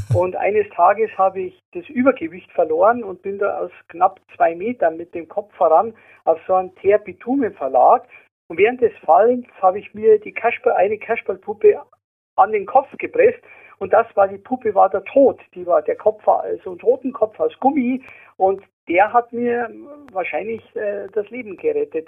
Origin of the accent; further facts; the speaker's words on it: Munich, Bavaria, Germany; also born or lived in Germering; Ich bin im Ortsteil Giesing in München aufgewachsen